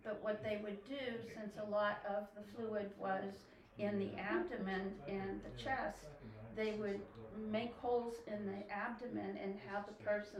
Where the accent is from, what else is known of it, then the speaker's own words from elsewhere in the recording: Pennsylvania, United States; Western PA.